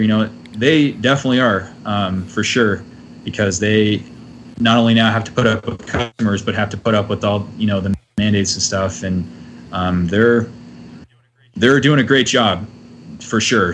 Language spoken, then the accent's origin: English; Texas, United States; now in Minnesota, United States; moving from Texas to Minnesota